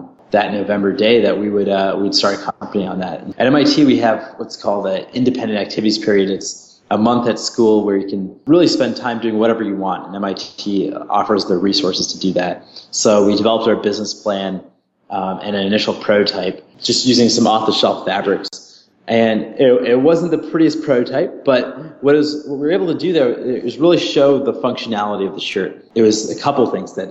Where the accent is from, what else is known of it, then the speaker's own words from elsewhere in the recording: New England, United States; growing up in the U.S. I'm from the New England area, and the weather changes a lot.